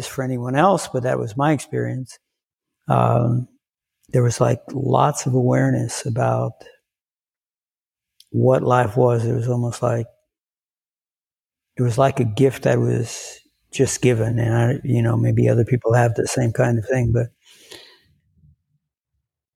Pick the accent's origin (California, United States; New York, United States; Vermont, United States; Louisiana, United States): Louisiana, United States; Lafayette; I grew up in South Louisiana